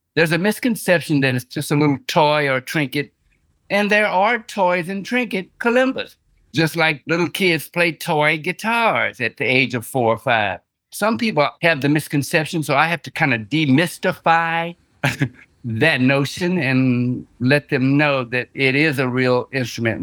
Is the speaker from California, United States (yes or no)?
no; San Antonio, Texas, United States; also born or lived in Houston, Texas; I'm from Texas, San Antonio, Texas, and then I transitioned to Houston